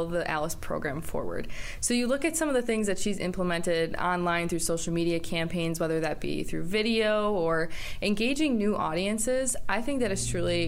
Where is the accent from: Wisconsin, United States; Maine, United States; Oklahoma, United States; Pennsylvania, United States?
Wisconsin, United States; Racine County; growing up in Racine County, I was heavily involved in the Racine County 4-H program